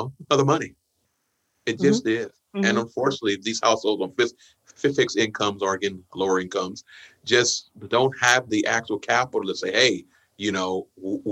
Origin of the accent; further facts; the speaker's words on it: Cincinnati, Ohio, United States; now in Tacoma, United States; I'm originally from Cincinnati